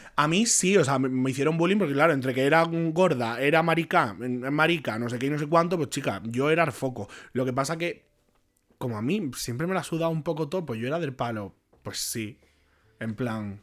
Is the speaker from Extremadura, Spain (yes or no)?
no; Jerez de la Frontera, Andalusia, Spain; moved away as an adult; also born or lived in Barcelona; yo salí de, allí de, Jerez, que me fui a Barcelona a estudiar periodismo